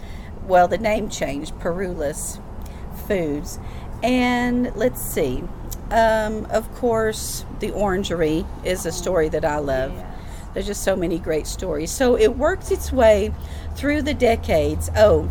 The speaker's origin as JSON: {"language": "English", "town": "Greeneville", "region": "Tennessee", "country": "United States", "tie": "born or raised there", "moved": "yes", "lives_now": "Knoxville, United States", "said": "And I grew up in Greenville, Tennessee, Greene County. That's very near here. It's only about an hour and a half northeast of Knoxville. And I lived on a farm growing up."}